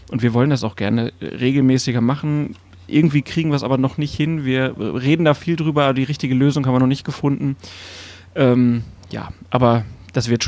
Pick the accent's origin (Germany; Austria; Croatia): Germany; Lower Saxony; also ich bin in der Nähe von Hannover groß geworden, so 30 Kilometer westlich